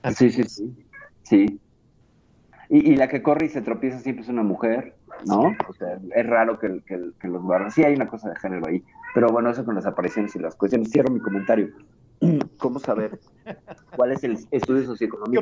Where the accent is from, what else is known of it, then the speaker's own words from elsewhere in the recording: Mexico; aquí en mi país